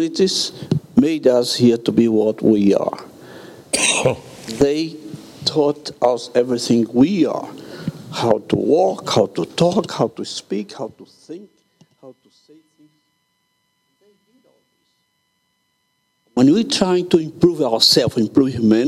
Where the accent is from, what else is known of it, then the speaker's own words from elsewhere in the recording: Brazil; I'm from Brazil.